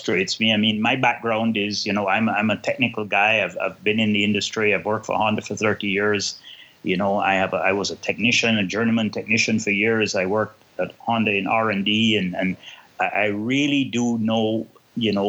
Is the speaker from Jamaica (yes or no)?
yes; Kingston, Jamaica; now in Canada; I am originally from Kingston, Jamaica, but now live in Canada and have lived here since 1978. So I'm more Canadian now than I am Jamaican.